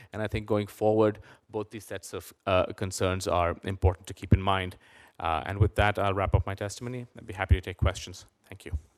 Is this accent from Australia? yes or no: no; India; now in United States; I grew up in India